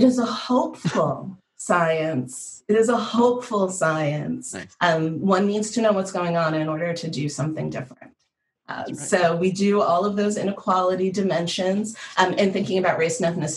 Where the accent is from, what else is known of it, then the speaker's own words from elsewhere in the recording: Northeast, United States; I'm from the Northeast